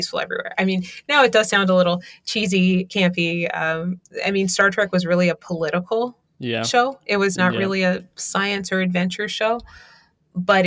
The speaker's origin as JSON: {"language": "English", "town": "Baltimore", "region": "Maryland", "country": "United States", "tie": "born or raised there", "said": "I grew up in West Baltimore"}